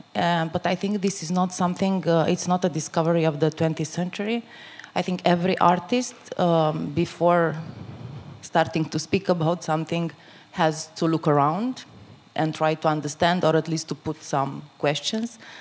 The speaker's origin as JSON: {"language": "English", "region": "northeast Romania", "country": "Romania", "tie": "born or raised there", "moved": "yes", "said": "in a very small um, uh, town in Romania, in the northeast. It's actually my hometown"}